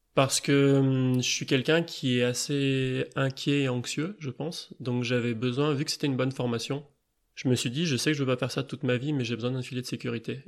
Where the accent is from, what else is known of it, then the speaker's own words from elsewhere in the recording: Grenoble, Auvergne-Rhône-Alpes, France; j'habite à Grenoble, j'ai grandi à Grenoble, j'ai fait mes études à Grenoble